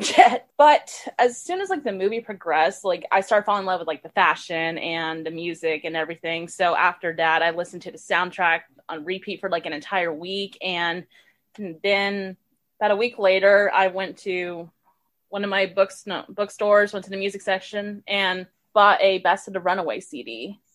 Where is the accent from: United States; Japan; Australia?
United States; Richmond, Texas; also born or lived in Houston, Texas; I moved to a little suburban area called Richmond, Texas when I was 6 and I've been living there ever since